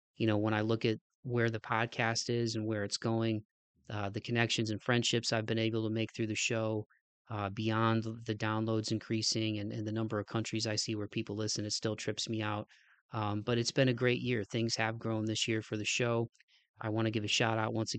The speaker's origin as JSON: {"language": "English", "region": "Midwest", "country": "United States", "tie": "born or raised there", "moved": "yes", "said": "growing up in the Midwest"}